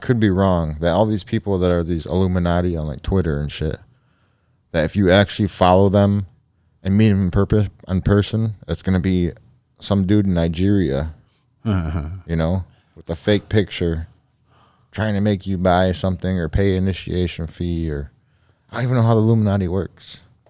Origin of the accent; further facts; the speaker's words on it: Canada; I'm Canadian, eh?